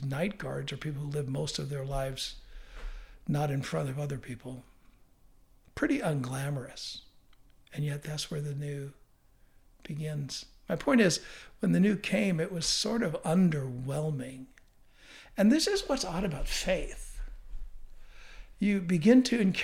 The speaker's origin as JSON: {"language": "English", "country": "United States", "said": "I'm an American"}